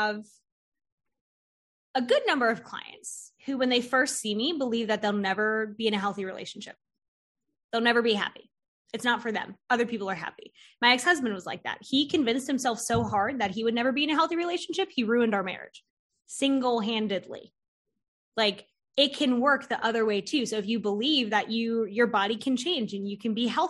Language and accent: English; Florida, United States; now in North Carolina, United States; I'm from Florida originally, and I wanted to move to North Carolina